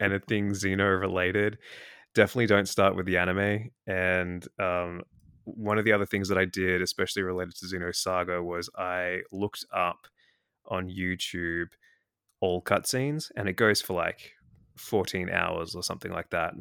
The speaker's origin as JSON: {"language": "English", "country": "Australia", "accent": "Australian", "said": "I'm in Australia, obviously, as you can tell from my accent."}